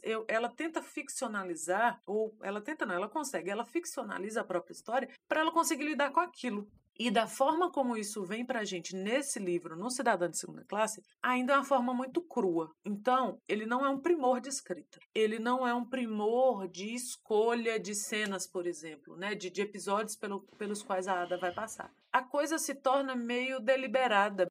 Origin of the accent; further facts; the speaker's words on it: Brazil; nós, como brasileiros